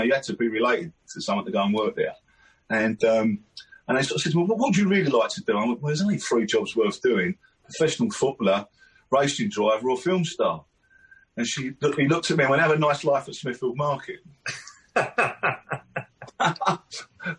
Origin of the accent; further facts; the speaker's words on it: London, United Kingdom; I'm from South London, so I grew up in a place called Downing, which is near Catford